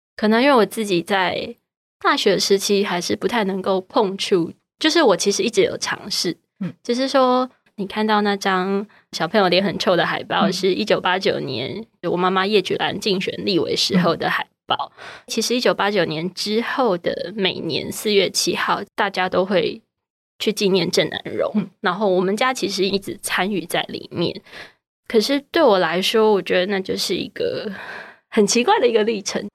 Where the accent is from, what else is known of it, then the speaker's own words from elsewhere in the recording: Taiwan; 作为台湾人我怎么看他